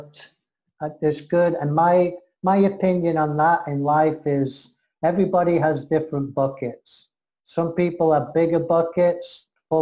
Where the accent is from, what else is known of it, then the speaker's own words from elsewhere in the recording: England, United Kingdom; I'm English-American